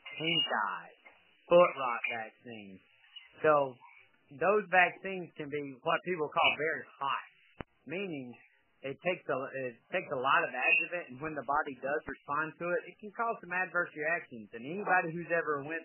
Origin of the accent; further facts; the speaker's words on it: Georgia, United States; Being born and raised in Georgia